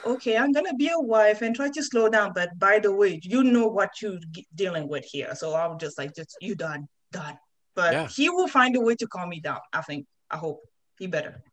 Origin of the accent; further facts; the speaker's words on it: France; English is a second language; moved away; where I come from, especially growing up in France